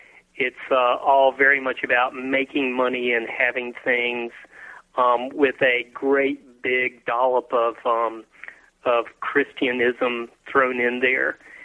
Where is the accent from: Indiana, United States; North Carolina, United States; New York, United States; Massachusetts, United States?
North Carolina, United States; moved away as an adult; also born or lived in Cary, North Carolina; now in Dallas, United States; I moved here when I was 25 years old, out of law school, and I grew up in North Carolina, which is very much the South